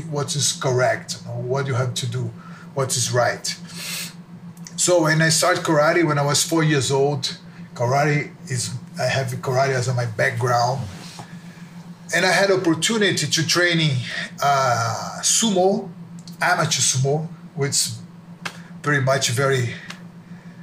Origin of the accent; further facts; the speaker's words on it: near the Amazon, Brazil; also born or lived in Salvador, Bahia, Brazil / Japan (father's origin); I was born in Salvador, is one state in Brazil. Then I moved to close to the Amazon